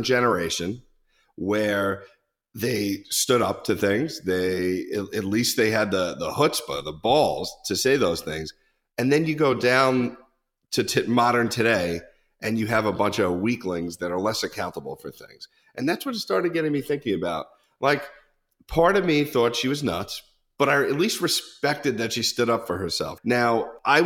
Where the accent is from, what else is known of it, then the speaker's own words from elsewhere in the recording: the North, United States; moved away as an adult; I'm from the North